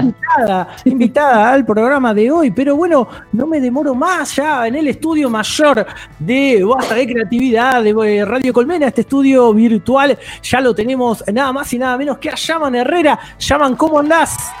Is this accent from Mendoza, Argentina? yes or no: no; Buenos Aires Province, Argentina; Soy del Conurba